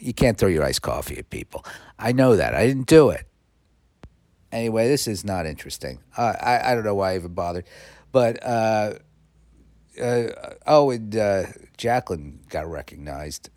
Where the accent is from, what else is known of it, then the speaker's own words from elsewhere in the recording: New York, United States; moved away; also born or lived in California; I know I'm in New York and I was born in New York